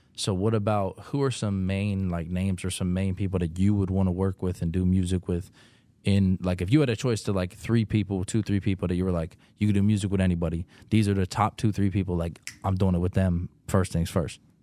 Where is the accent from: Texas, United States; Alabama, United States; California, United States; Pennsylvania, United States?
Pennsylvania, United States; Pittsburgh; where I'm from Pittsburgh